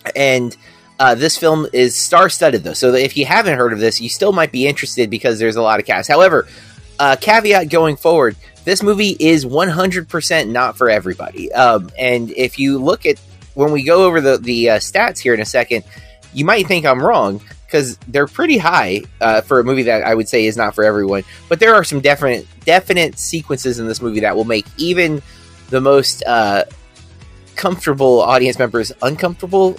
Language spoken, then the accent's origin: English; United States; me being American